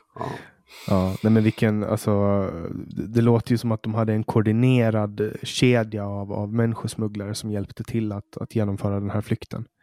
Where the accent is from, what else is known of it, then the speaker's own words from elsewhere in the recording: Åland, Finland; Alltså vi är ju en minoritet, vi ålänningar. Vi är ju svenskspråkiga finländare.